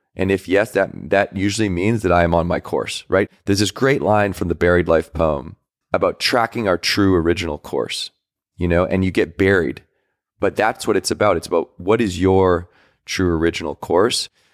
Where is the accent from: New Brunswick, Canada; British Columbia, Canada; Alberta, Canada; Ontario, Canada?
British Columbia, Canada; Victoria; But I grew up in Victoria, British Columbia